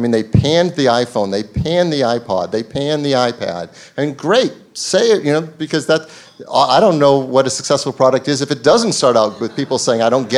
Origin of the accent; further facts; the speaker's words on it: Boston, Massachusetts, United States; I grew up in Boston, so I'm a big Boston sports fan.